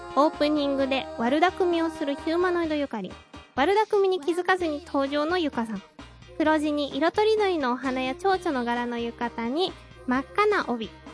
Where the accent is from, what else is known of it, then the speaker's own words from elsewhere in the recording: Hokkaido, Japan; moved away; 生まれも育ちも北海道で